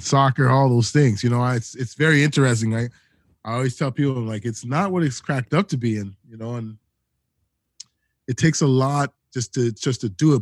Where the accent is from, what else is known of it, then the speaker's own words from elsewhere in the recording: Toronto, Ontario, Canada; also born or lived in Edmonton / Calgary; I'm from Toronto, born and raised, Toronto, Ontario, Canada